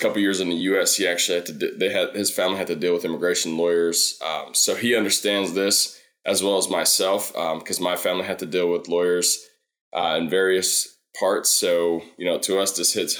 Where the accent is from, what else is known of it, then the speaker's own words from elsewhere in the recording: Louisville, Kentucky, United States; I was born and raised here in Louisville